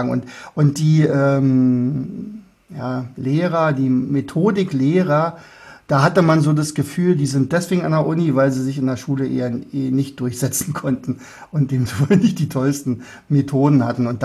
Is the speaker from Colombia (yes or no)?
no; Austria; Also würde ich freuen als Österreicher.